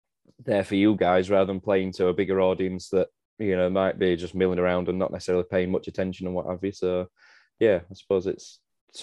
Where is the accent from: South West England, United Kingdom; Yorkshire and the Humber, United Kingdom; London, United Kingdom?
Yorkshire and the Humber, United Kingdom; Leeds; I'm from West Yorkshire, from Leeds.